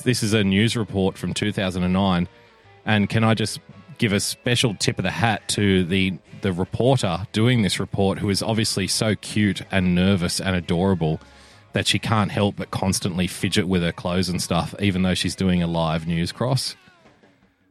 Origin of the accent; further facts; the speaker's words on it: Australia; also born or lived in Sydney; I love being an Aussie